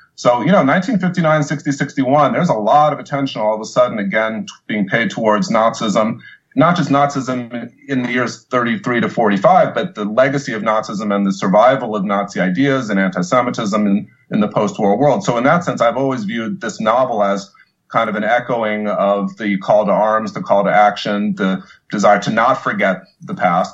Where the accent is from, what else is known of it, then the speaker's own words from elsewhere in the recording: Bloomington, Indiana, United States; moved away; our synagogue in Bloomington was actually firebombed